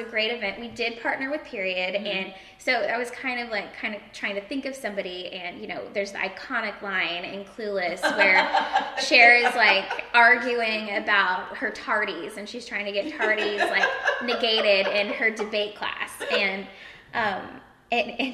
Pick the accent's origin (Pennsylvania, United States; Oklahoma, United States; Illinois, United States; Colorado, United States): Oklahoma, United States; Broken Arrow; also born or lived in Austin, Texas / New York; now in Corpus Christi, United States; I grew up in Oklahoma for the majority of my childhood